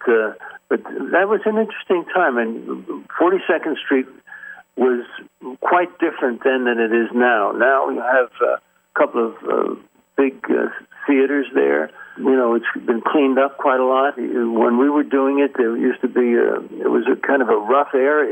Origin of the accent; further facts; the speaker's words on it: Yonkers, New York, United States; I was a New York guy, yeah. I grew up in Yonkers